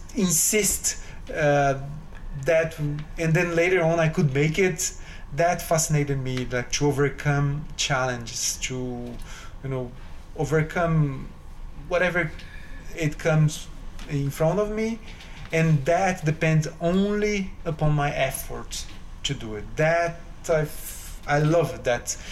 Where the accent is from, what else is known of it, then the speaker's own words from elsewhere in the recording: São Paulo, Brazil; now in New York City, United States; I'm originally from Brazil. I grew up in Brazil in the uh, it's a city three hours from São Paulo city.